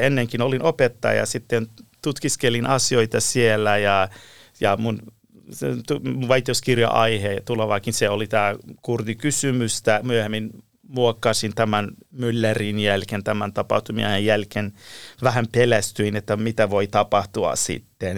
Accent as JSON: {"language": "Finnish", "country": "Iran", "tie": "born or raised there", "second_language": "Finnish", "moved": "as an adult", "lives_now": "Helsinki, Finland", "said": "mä olen Lähi-idästä kotoisin, alun perin Iranista"}